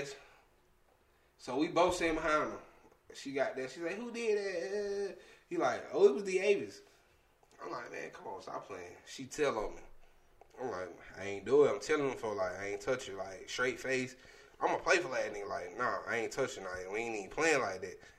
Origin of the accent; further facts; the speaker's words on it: Atlanta, Georgia, United States; growing up in Atlanta